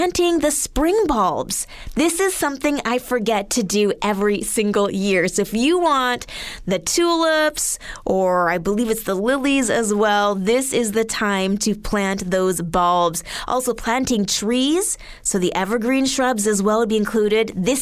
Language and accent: English; Alberta, Canada; moved away; back home, I'm from Alberta, we had to bag everything